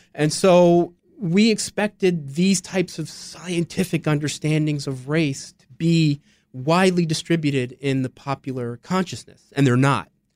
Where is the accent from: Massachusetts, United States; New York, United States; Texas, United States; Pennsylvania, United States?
Pennsylvania, United States; Philadelphia; West Philadelphia, my parents' household